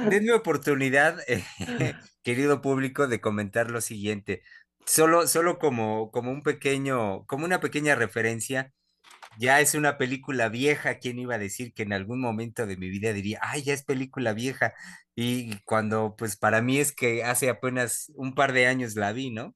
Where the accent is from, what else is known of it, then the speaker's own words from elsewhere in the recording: Mexico; como psicoanalistas mexicanos